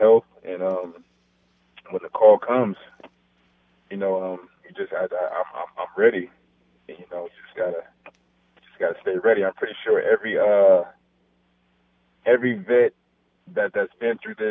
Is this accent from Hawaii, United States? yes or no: no; Los Angeles, California, United States; moved away; my hometown